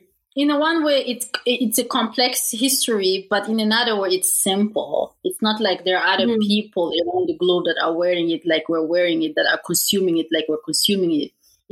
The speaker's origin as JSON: {"language": "English", "country": "Canada", "also_born_or_lived": "Africa", "said": "my Canadian background, because at this point, truth is, like, I'm starting to feel as African as I'm feeling Canadian."}